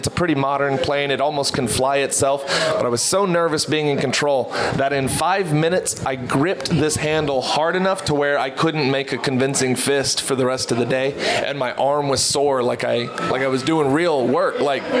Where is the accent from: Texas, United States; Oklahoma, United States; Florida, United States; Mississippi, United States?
Texas, United States; So, but yeah, I'm from Texas and perform all over.